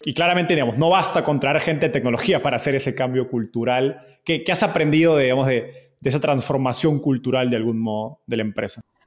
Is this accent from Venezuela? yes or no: no; Peru; se llama Acrópolis en Lima, yo soy de Perú